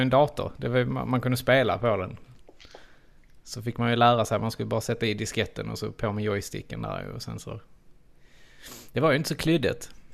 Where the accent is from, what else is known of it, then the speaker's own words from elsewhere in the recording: Trelleborg, Skåne, Sweden; accent: Skånska; vi är ju trelleborgare in i benmärgen